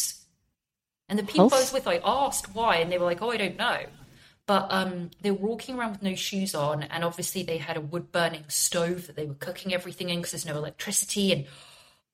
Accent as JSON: {"language": "English", "region": "England", "country": "United Kingdom", "said": "I'm from England"}